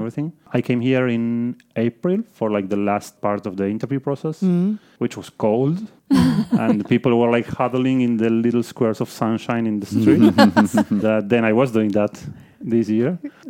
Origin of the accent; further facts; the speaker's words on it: Buenos Aires, Argentina; Like I came from Buenos Aires, which is a city with like, I don't know, maybe 8 million people.